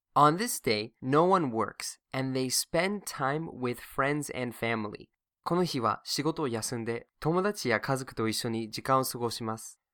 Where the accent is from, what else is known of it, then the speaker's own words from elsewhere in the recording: Massachusetts, United States; now in Japan; my home state, Massachusetts